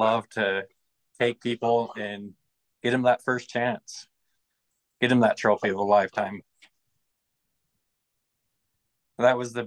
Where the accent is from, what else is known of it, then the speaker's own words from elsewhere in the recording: Utah, United States; I'm from Utah.